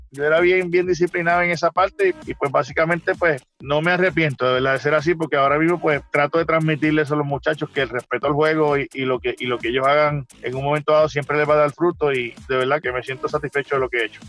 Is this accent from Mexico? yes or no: no; Puerto Rico; born or raised there; moved away